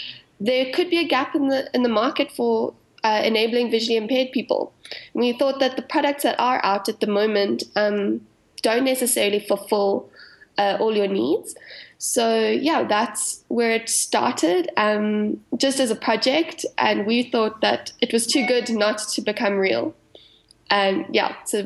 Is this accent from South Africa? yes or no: yes; South Africa; accent: South African; So you can probably hear from my accent, I'm South African